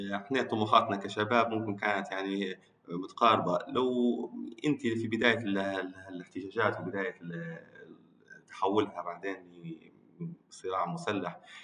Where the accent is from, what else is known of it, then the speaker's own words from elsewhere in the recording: Libya; انا آه، ليبي